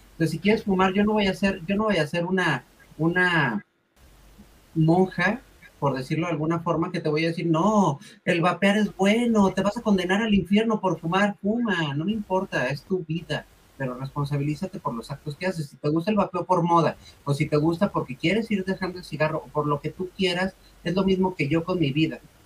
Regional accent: Mexico; no soy argentina, soy mexicana

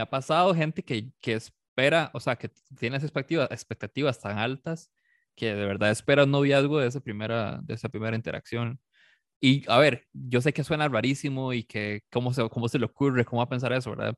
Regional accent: San Carlos, Alajuela, Costa Rica; moved away; yo soy de San Carlos, yo crecí en San Carlos y hasta hace como 13 años por ahí me vine para acá.

